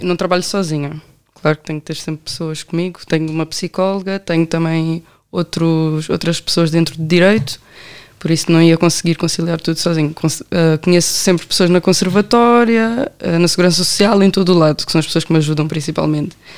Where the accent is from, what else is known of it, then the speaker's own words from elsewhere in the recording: Amadora, Lisbon, Portugal; also born or lived in Belém, Lisbon; nasci em Belém, mas sempre nasci, sempre cresci na Amadora